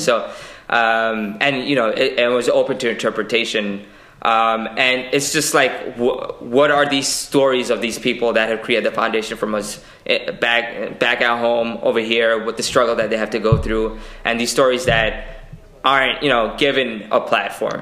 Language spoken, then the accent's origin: English; New York City, New York, United States; born and raised in Queens. I've been in Queens my entire life